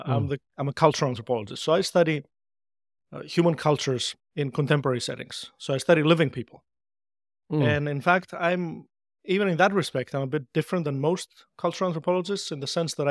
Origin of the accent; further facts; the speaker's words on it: Greece; And growing up in Greece, this was the time before the internet was widely available, just a few years prior to that.